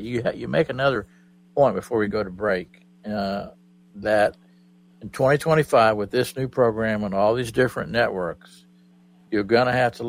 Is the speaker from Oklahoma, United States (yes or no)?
yes; Oklahoma, United States; because I was raised in Oklahoma